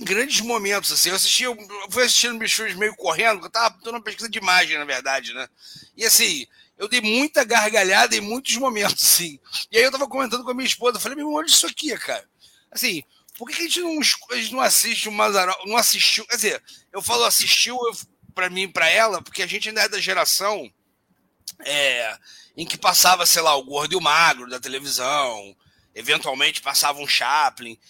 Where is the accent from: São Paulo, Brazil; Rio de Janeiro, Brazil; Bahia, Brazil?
Rio de Janeiro, Brazil; sou nascido e criado no Rio de Janeiro, né? É uma cidade grande, e carioca, enfim, não sou paulista